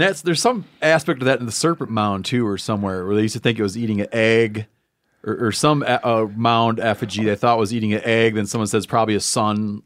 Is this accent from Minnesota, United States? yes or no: no; Muskegon County, Michigan, United States; I grew up in Muskegon County